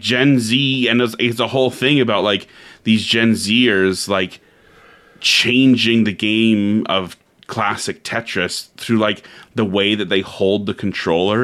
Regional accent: Canada; I'm from Canada

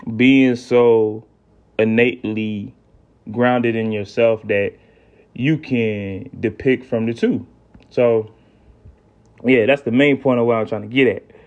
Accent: South Carolina, United States; I'm from the South, right? I'm from South Carolina

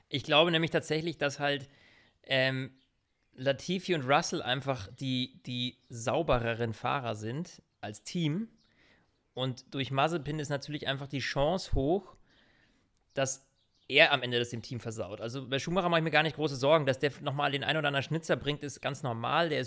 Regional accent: Germany; now in Munich, Germany

